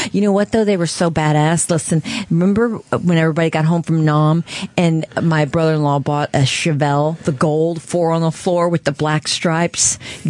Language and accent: English; St. Louis, Missouri, United States; moved away; I was from St. Louis where the Clydesdales are.